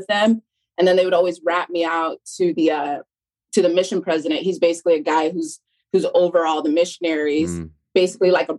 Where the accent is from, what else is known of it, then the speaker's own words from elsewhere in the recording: West Valley City, Utah, United States; moved away as an adult; also born or lived in California; I was actually born in California, but then I was raised in West Valley, Utah.